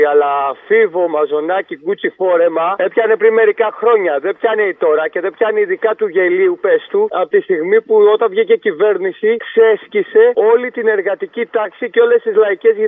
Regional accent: Nea Ionia, Attica, Greece; Εγώ είμαι ένα τύπο που πεθαίνω για τη Νέα Ιωνία, κυριολεκτικά πεθαίνω για την πόλη μου.

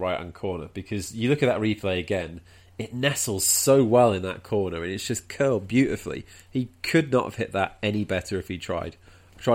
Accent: Wales, United Kingdom; I'm Welsh

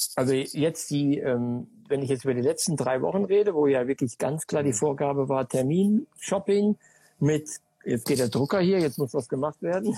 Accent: Sauerland, North Rhine-Westphalia, Germany; Ich komme aus dem Ort, gebürtig im Sauerland

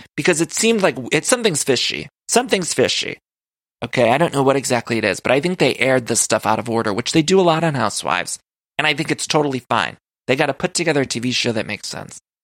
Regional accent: Midwest, United States; now in Los Angeles, United States; Now, y'all know I'm from the Midwest

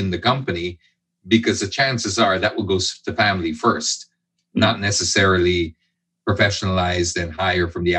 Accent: Philippines; I'm half British, half Filipino. So made in the Philippines with imported parts

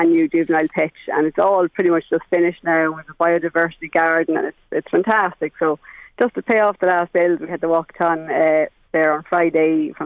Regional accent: County Cavan, Ireland; now in Oldcastle, Ireland; I'm from Cavan myself now

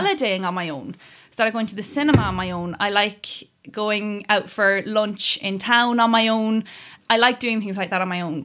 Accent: Kerry, Munster, Ireland; I grew up in Kerry

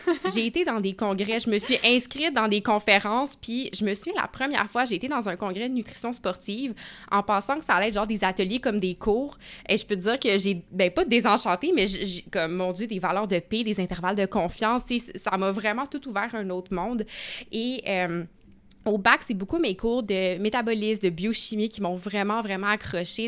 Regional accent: Gatineau, Quebec, Canada; je suis originaire de Gatineau, donc il est juste à côté d'Ottawa.

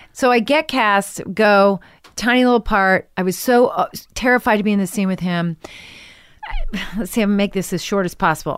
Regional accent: Washington, District of Columbia, United States; also born or lived in New York; now in Los Angeles, United States; I was born in New York, and then I moved to Washington when I was, like, eight.

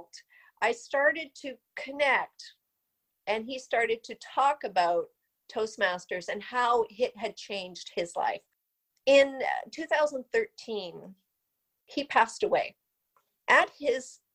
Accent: Vancouver, British Columbia, Canada; I am from the outskirts of Vancouver, British Columbia. I was born and raised here, and I am truly a Canadian.

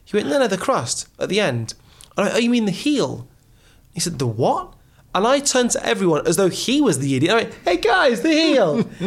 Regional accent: Wolverhampton, West Midlands, United Kingdom; also born or lived in Oxford, United Kingdom; so i was born in oxford but i was raised in wolverhampton

